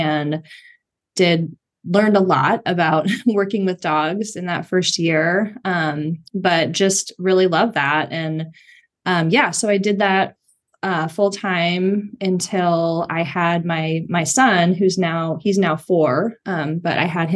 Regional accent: San Francisco, California, United States; I grew up here in the San Francisco area, and I moved back here in 2012

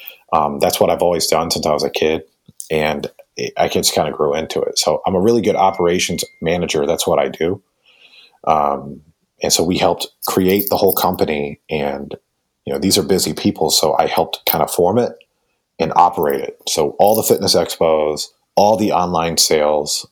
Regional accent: Raleigh, North Carolina, United States; I grew up pretty much in Raleigh, North Carolina

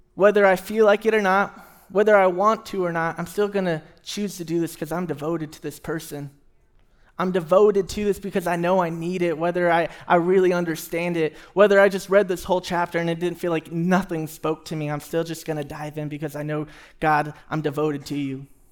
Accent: Houston, Texas, United States; moved away; I grew up in Houston, Texas, and we had a ton of trees everywhere

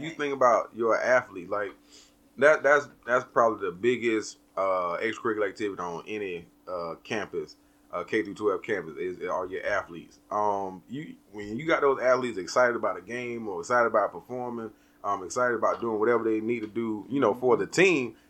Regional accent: the South, United States; We're from the South

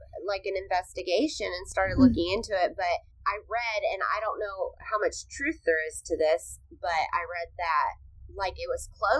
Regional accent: California, United States; accent: California accent; now in Arkansas, United States; I grew up in California

